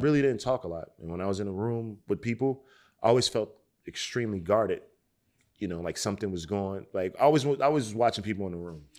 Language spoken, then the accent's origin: English; Newark, New Jersey, United States; growing up in Newark, New Jersey, and the eighties and the early nineties